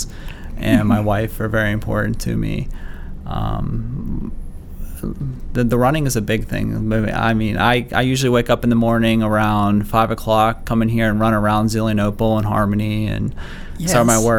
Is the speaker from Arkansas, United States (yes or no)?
no; Beaver Falls, Pennsylvania, United States; I am from Beaver Falls, Pennsylvania, so a little bit, I guess, west of here. I grew up there, graduated from Beaver Falls High School.